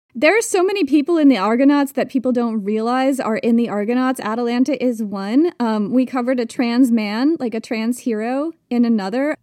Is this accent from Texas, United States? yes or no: no; Vermont, United States; I grew up hiking in Vermont